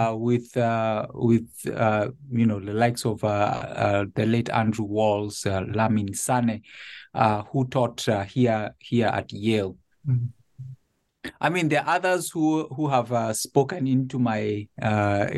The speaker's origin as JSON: {"language": "English", "region": "Nairobi", "country": "Kenya", "tie": "born or raised there", "moved": "as an adult", "lives_now": "Connecticut, United States", "said": "I was born and raised in Nairobi. My family lived there until this transition to Connecticut."}